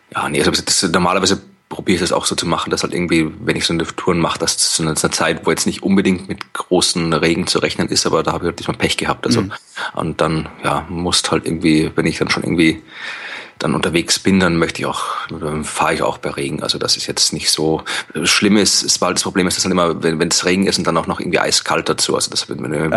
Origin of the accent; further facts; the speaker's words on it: Wachau, Lower Austria, Austria; Also das ist die Gegend, wo ich herkomme aus Österreich und wo ich jetzt momentan auch gerade bin und wo meine Eltern wohnen